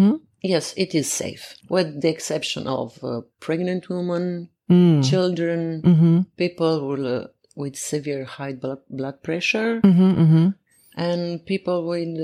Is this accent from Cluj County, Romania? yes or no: no; Iași County, Romania; moved away as an adult; now in Japan; I'm from Iași district. So from a small village.